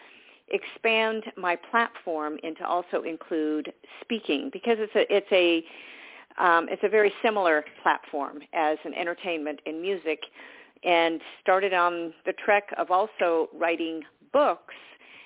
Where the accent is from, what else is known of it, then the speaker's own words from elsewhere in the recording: Southern California, United States; also born or lived in Georgia; I grew up in Southern California